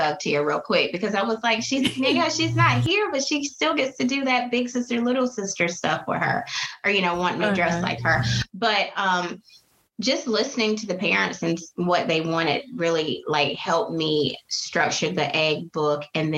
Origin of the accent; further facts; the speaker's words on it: Conway, South Carolina, United States; Being from the East Coast and on, you know, close to the water, because I'm from Conway, Myrtle Beach is right there